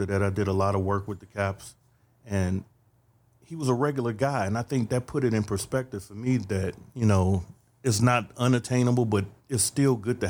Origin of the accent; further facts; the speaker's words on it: Detroit, Michigan, United States; also born or lived in New Orleans; Originally from New Orleans. I was born in New Orleans, but I was raised in Detroit.